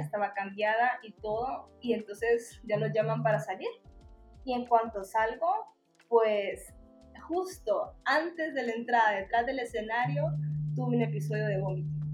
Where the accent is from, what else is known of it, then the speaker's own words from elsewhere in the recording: Tegucigalpa, Francisco Morazán, Honduras; nací en Tegucigalpa y aquí crecí